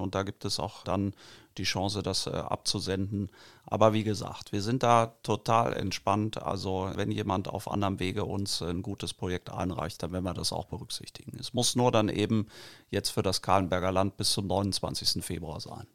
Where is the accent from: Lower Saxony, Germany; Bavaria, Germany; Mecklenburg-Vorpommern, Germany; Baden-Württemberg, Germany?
Lower Saxony, Germany; Barsinghausen; Ich bin in Basinghausen aufgewachsen und wohne da auch jetzt